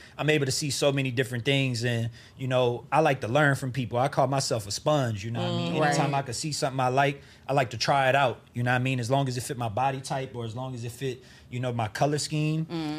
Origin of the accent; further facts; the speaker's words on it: the South, United States; I feel like growing up in the South taught me how to take care of things because I knew I wasn't going to get too much shit until I got a job.